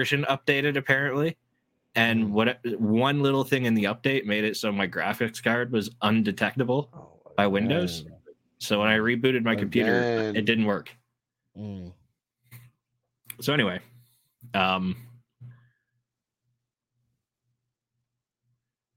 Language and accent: English; Canada; as a Canadian